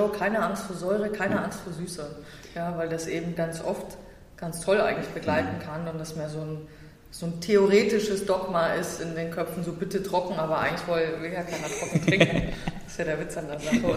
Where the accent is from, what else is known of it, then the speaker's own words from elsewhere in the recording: Bavaria, Germany; also born or lived in Saxony; now in Berlin, Germany; Also ich bin äh, Herzensberliner äh, quasi, aber ich komme ja eigentlich aus Sachsen